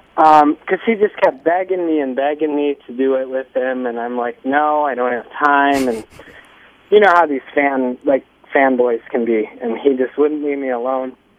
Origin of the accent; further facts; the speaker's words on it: Zion, Midwest, United States; We're from the Midwest